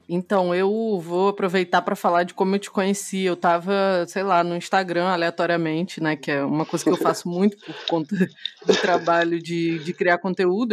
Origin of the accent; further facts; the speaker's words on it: Brazil; eu sou uma pessoa negra, mas sou brasileira